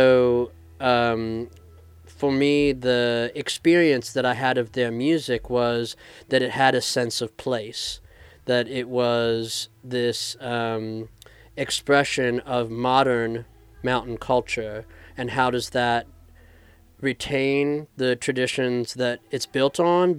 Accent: Central Appalachia, United States; born and raised in central Appalachia, grew up in the mountains.

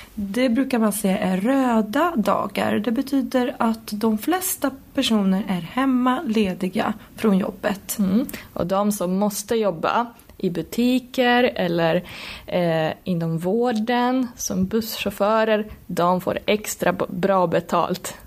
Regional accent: Poland; moved away; jag kommer ju från Polen

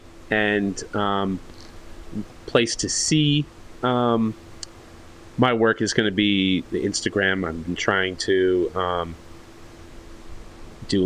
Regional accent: New York, United States; moved away; I'm still from New York

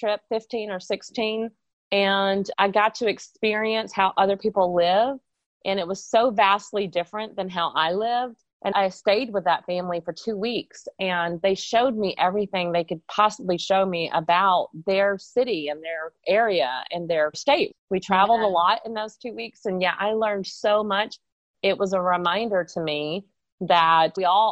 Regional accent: Texas, United States; moved away as an adult; also born or lived in South Carolina; I have lived other places besides Texas, but I was born in Texas, and I'm actually now back in Texas living here again

